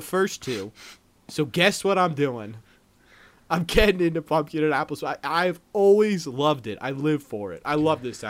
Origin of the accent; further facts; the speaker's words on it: New Hampshire, United States; I grew up in New Hampshire